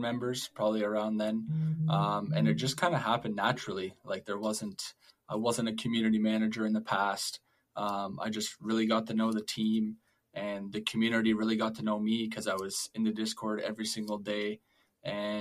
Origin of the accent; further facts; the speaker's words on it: Ontario, Canada; I'm from Ontario, Canada